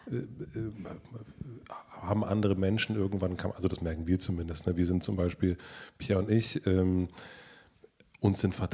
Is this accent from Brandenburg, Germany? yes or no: yes; southern Brandenburg, Germany; aus Süd Südbrandenburg